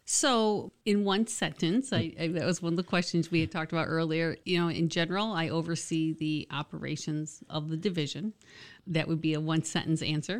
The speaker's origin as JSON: {"language": "English", "region": "Michigan", "country": "United States", "tie": "born or raised there", "also_born_or_lived": "Jackson, Michigan / Howell, Michigan / Manistee, Michigan / Owosso, Michigan", "said": "I'm from Michigan, but not originally from the Lansing area. I've lived in a couple different cities. I was born in Jackson"}